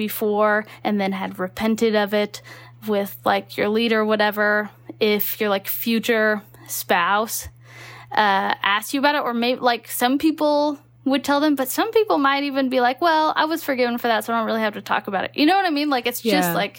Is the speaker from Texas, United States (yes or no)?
yes; Texas, United States; moved away; also born or lived in Utah; I grew up in Texas.